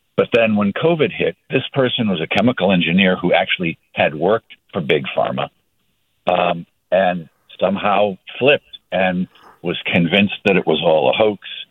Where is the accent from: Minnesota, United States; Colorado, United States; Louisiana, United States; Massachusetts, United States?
Massachusetts, United States; Boston; now in Redwood City, United States; We grew up in the Boston area